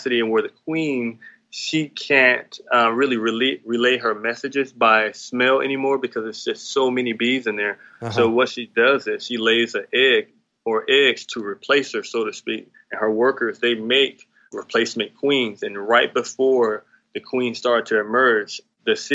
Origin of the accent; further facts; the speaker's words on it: Atlanta, Georgia, United States; currently our base where I'm from, we're from Atlanta, Georgia, South Fulton area.